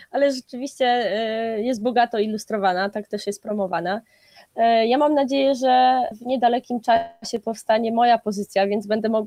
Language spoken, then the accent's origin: Polish; Gdańsk, Pomeranian Voivodeship, Poland